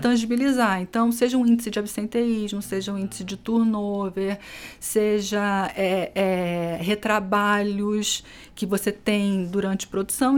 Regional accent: Rio de Janeiro, Brazil; now in São Paulo, Brazil; sou carioca, ah, já caminhei bastante por esse país, morei em alguns estados, né? E hoje estou aqui em São Paulo

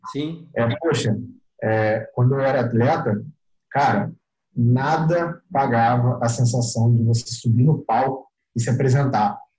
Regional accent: Rio de Janeiro, Brazil; eu vou mudar, vou pro Rio, eu é, sou do Rio, mas eu sou do interior do Rio, vou pro, pra capital

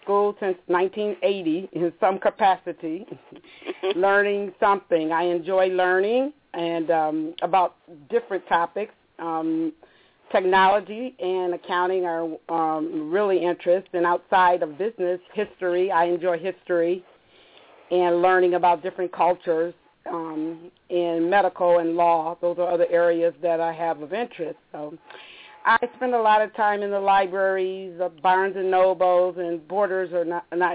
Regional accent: Rochester, New York, United States; moved away as an adult; also born or lived in Virginia; now in Maryland, United States; I was born in Rochester, New York, and my family, my mother and my father

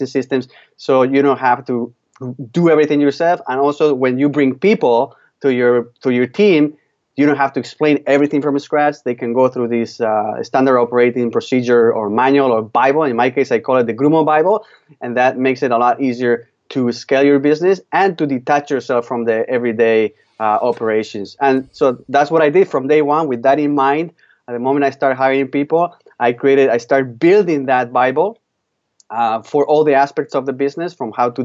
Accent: Spain; now in Canada; I'm from Spain, and back in 1996, I moved with my family to Canada. So I've been just over 20 years living here.

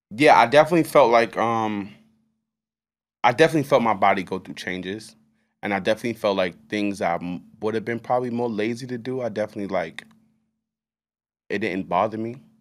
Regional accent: United States; I'm American

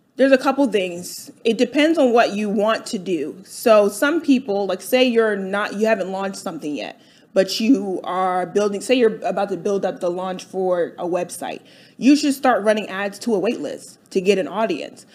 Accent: Delaware, United States; moved away as an adult; now in Atlanta, United States; I grew up in uh, Delaware.

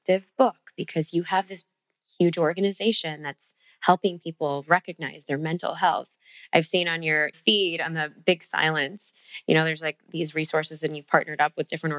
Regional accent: Chicago, Illinois, United States; Midwest, Chicago girl right here

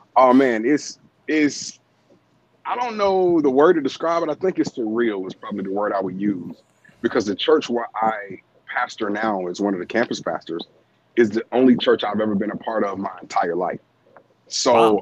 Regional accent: Atlanta, Georgia, United States; I'm born and raised here in Atlanta

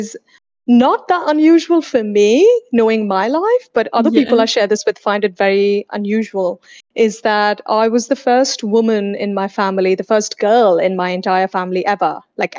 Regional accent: India; also born or lived in Sydney, Australia; now in Singapore; before I lived in Sydney, I lived in India where I was born and raised

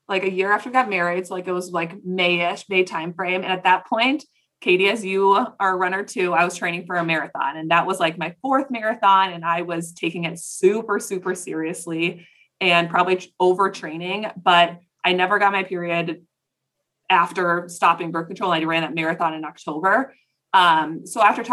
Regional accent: Plymouth, Minnesota, United States; I'm from Plymouth, Minnesota.

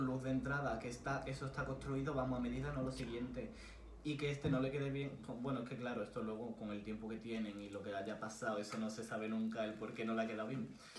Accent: Córdoba, Andalusia, Spain; soy de Córdoba

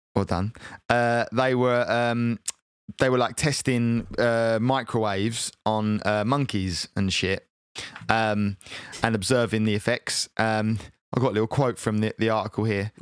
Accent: United Kingdom; I am British

